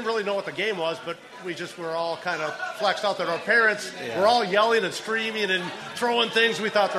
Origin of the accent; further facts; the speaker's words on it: Bloomington, Minnesota, United States; also born or lived in Albert Lea, Minnesota; I grew up in Bloomington, about four blocks away from the old Metropolitan Stadium.